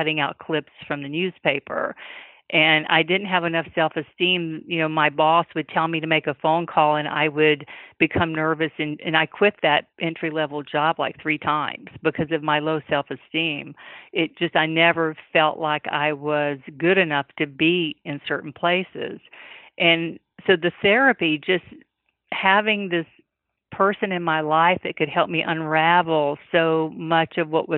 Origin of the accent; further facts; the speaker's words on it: the South, United States; being a Southerner